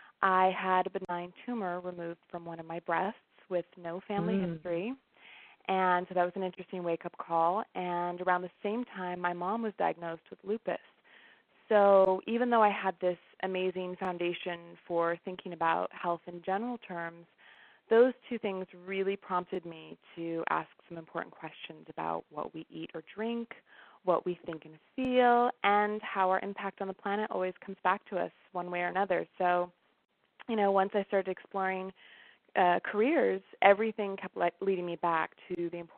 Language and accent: English; Washington, United States; also born or lived in Seattle; I'm from the Northwest originally. I was born in Seattle, but primarily raised in a small university town which was surrounded by farmland, and it's actually in eastern Washington State.